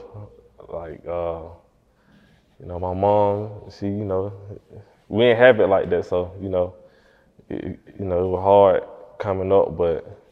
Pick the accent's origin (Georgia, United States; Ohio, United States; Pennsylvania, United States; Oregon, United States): Georgia, United States; Atlanta; I'm Atlanta native